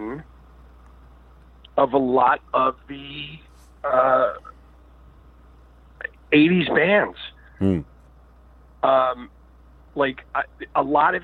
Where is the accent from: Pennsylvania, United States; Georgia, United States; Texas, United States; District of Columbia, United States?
Pennsylvania, United States; Philadelphia; I grew up in Philadelphia